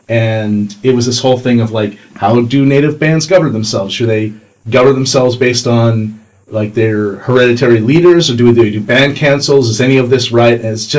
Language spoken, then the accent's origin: English; Canada; I'm a Canadian.